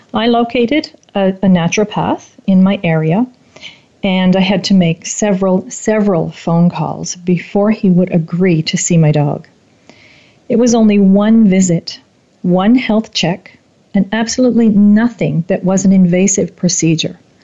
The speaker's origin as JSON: {"language": "English", "country": "Canada", "tie": "born or raised there", "said": "my hometown"}